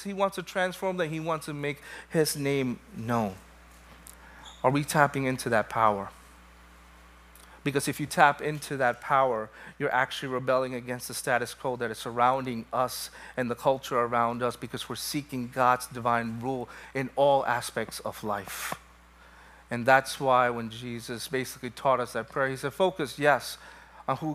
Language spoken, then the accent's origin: English; New York City, New York, United States; born and raised in New York, Brooklyn